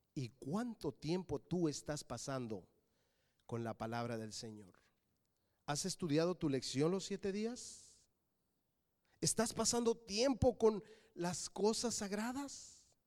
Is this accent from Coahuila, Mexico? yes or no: no; Mexico City, Mexico; Yo nací en la Ciudad de México. Mis padres son de Querétaro.